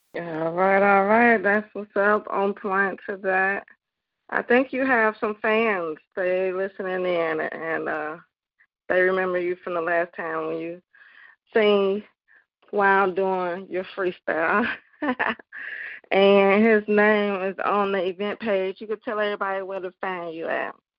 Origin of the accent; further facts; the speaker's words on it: Chicago, Illinois, United States; my hometown. Shout out to Chicago